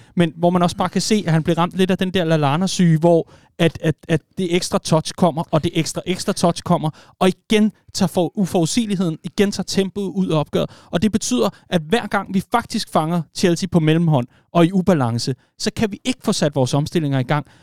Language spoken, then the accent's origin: Danish; Vestegnen, Capital Region of Denmark, Denmark